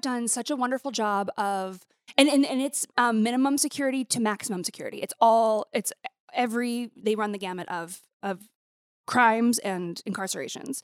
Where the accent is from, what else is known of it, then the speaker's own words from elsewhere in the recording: Montana, United States; moved away; I grew up in Montana